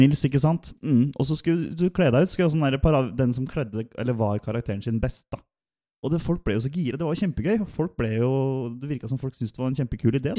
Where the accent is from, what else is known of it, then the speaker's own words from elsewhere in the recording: Sarpsborg, Østfold, Norway; Jeg er en sønn fra Sarpsborg, iallfall. Eller Skjeberg.